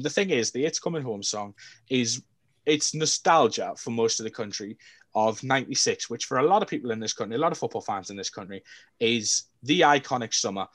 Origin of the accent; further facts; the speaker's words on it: England, United Kingdom; as an Englishman